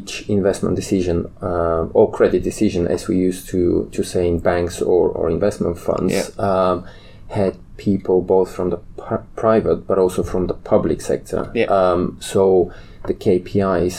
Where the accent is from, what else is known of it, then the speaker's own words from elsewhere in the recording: Bulgaria; moved away as an adult; also born or lived in London, United Kingdom; I moved back to my home country in Bulgaria